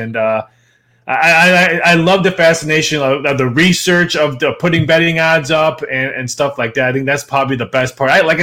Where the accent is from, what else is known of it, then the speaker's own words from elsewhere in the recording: Chicago, Illinois, United States; now in Las Vegas, United States; Born and raised in Chicagoland area